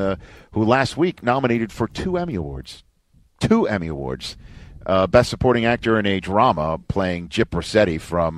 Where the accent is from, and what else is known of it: New York City, New York, United States; born or raised there